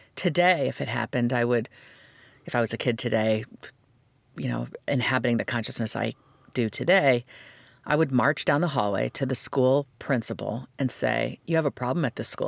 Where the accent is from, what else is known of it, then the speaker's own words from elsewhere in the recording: United States; I am as American as America gets